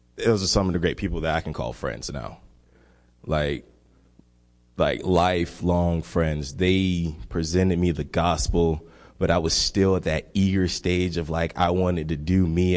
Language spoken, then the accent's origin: English; Miami, Florida, United States; I am from Miami, Florida. And Miami, one thing about Miami, it is w, one, less than one percent Christian. And I grew up in that kind of environment